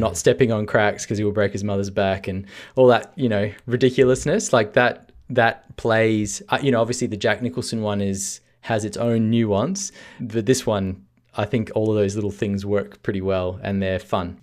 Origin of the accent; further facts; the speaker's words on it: Australia; being a Australian